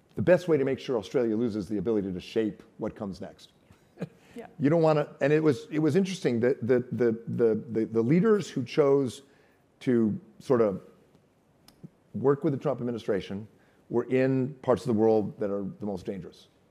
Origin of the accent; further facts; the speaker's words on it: United States; as an American